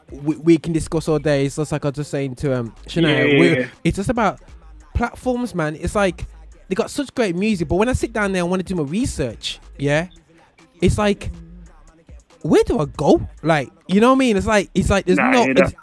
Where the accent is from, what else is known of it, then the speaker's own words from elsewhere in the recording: Birmingham, West Midlands, United Kingdom; we're all from Birmingham in this room right here